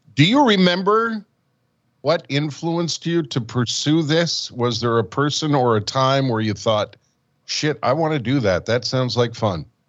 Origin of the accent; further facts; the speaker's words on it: Montreal, Quebec, Canada; also born or lived in Winnipeg / Calgary; I've I've lived in Winnipeg. I have lived in Calgary, and of course, born and raised in Montreal